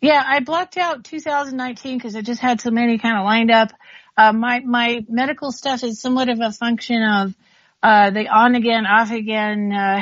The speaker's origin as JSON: {"language": "English", "country": "United States", "said": "You know, as I say, I'm Native American."}